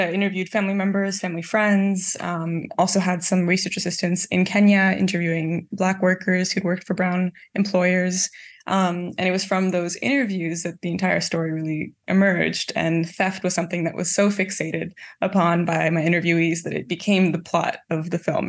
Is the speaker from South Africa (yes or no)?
no; Canada; grow up in Canada versus my parents growing up in East Africa